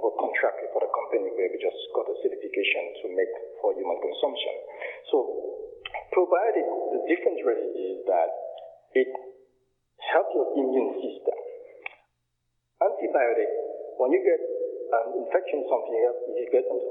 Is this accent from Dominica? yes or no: yes; Dominica; now in United States; I'm originally from Dominica. I call it the historical village of Scottsdale, which born and raised